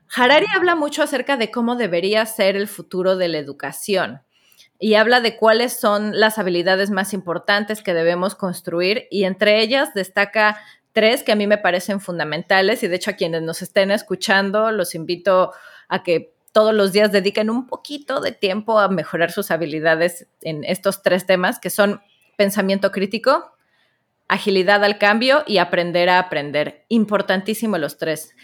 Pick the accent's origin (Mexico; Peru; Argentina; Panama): Mexico; como notarán por mi voz, soy de la tierra del Chavo del Ocho